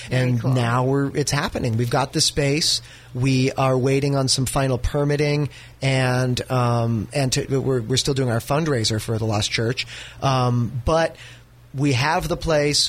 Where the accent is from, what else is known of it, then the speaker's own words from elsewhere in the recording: North Bay, California, United States; where I come from. I'm from the North Bay.